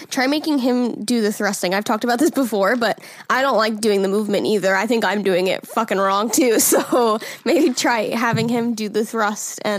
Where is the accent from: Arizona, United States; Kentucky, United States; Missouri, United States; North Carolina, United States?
North Carolina, United States; I'm from North Carolina.